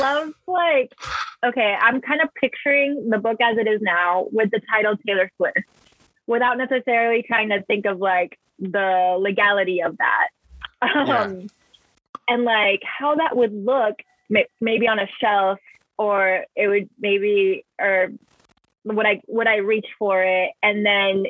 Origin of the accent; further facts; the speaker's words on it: Mexico; English is a second language; now in United States; who would I be if I'd never left Mexico, you know, or like, who would I be if my mom didn't cross the border? Or like, who would I be if I felt comfortable with my native language